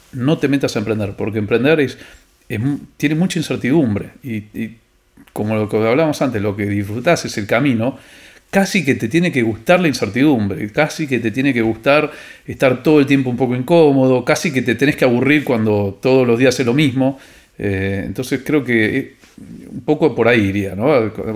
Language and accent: Spanish; Argentina